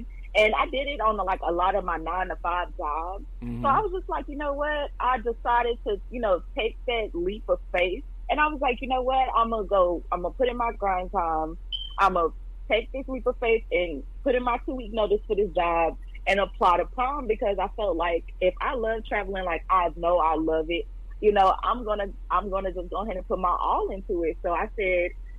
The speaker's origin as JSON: {"language": "English", "town": "Dallas", "region": "Texas", "country": "United States", "said": "I am from Dallas, Texas."}